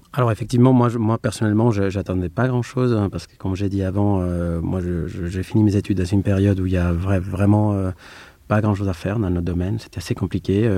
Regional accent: Madrid, Community of Madrid, Spain; French is a second language; moved away as an adult; also born or lived in Grenoble; now in France; Je suis euh, espagnol, je suis né à Madrid. Donc mon parcours démarre à Madrid

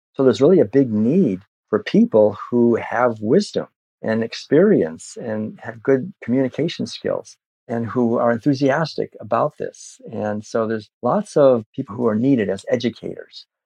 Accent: Concord, Massachusetts, United States; growing up in Concord, Massachusetts

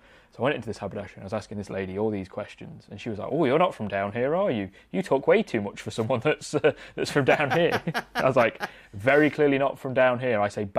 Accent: Mansfield, East Midlands, United Kingdom; moved away; I'm from Mansfield originally, which has its own like localised dialect as well.

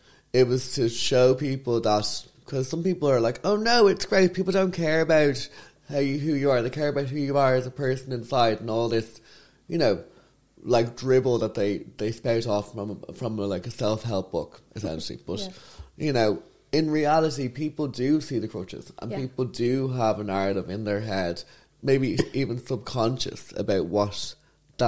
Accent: Ireland; I'm Irish

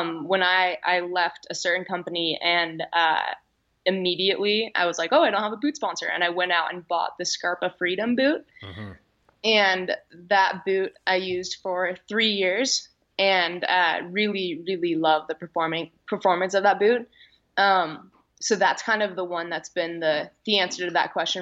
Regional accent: Olympic Valley, California, United States; I grew up in Squaw Valley.

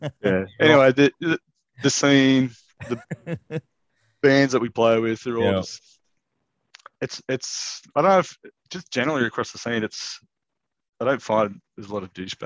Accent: Newcastle, New South Wales, Australia; I grew up in Newcastle.

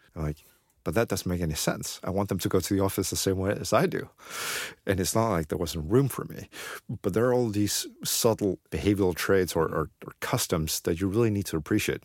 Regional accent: Beijing, China; moved away

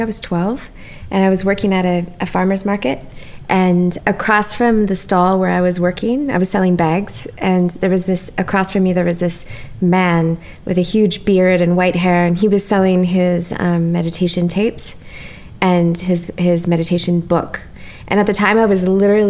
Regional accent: Ontario, Canada; I grew up in a small town in Ontario that was an Amish town

